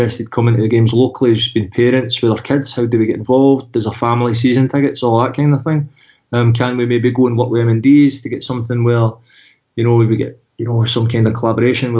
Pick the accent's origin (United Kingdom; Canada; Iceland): United Kingdom; Glasgow, Scotland; moved away as an adult; also born or lived in New York, United States / Paris, France; now in France; as a young boy growing up in Pollock